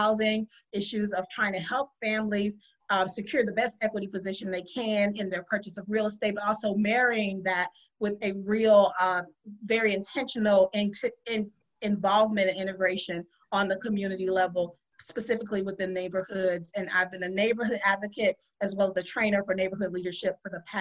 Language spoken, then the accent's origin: English; Lakeland, Florida, United States; moved away as an adult; also born or lived in Detroit, Michigan / Tallahassee, Florida; Well, I hail from Central Florida. I graduated from Lakeland High School in Lakeland, Florida, where I was raised most of my formative years. If you can believe, I actually was born and spent my partial preschool and um, early uh, schooling in Detroit, Michigan.